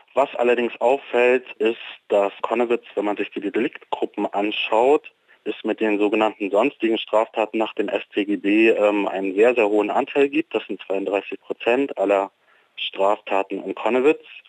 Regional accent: Leipzig, Saxony, Germany; als Leipziger

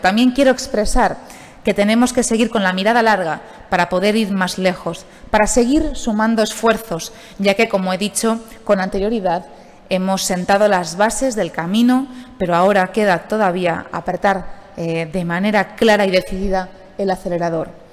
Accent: Alicante, Valencian Community, Spain; como alicantina

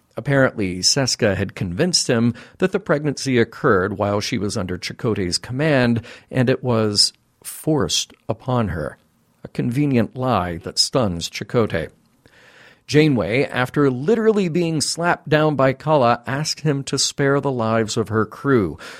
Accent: California, United States; Lone Pine, California, in the Alabama Hills. Shout out to my home state

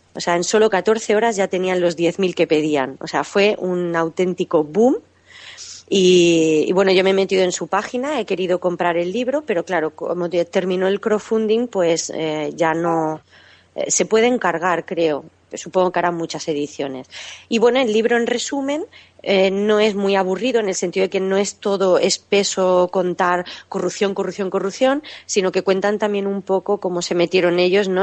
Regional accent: Catalonia, Spain; born or raised there; moved away as an adult

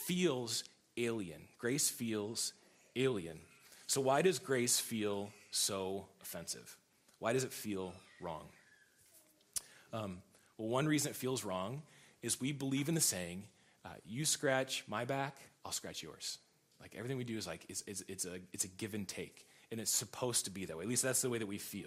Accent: United States; I'm an American

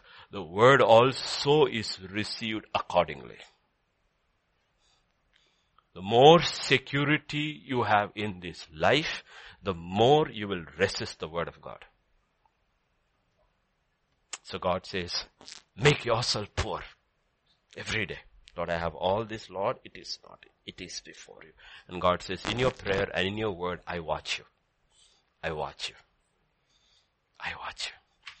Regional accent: England, United Kingdom; my Hindi is not as good, I'm English.

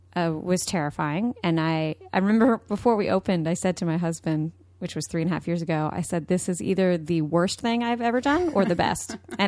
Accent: Austin, Texas, United States; I'm from Austin, Texas.

